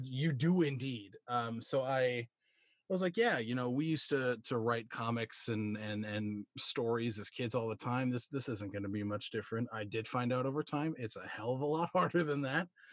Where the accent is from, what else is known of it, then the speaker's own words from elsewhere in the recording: Wisconsin, United States; I'm a cheesehead. I'm from Wisconsin